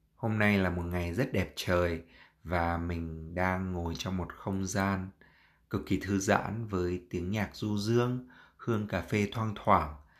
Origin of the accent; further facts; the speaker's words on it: Hanoi, Vietnam; moved away as an adult; mình là lớn lên ở Việt Nam